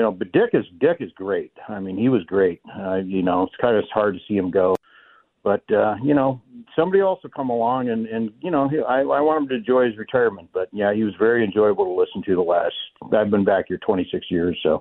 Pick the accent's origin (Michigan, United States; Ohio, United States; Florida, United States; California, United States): Ohio, United States; now in Minneapolis, United States; I grew up in Ohio